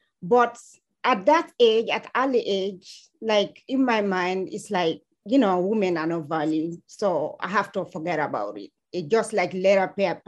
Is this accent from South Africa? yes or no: no; Sierra Leone; English is a second language; also born or lived in Guinea; now in United States; I was born and raised in Sierra Leone, but I spent some time in Guinea also.